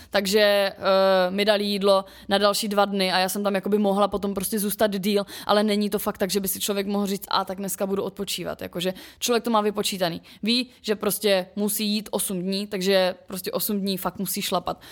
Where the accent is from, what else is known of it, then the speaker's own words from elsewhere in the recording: Ostrava, Moravian-Silesian Region, Czechia; jak jsem jako ještě z Ostravy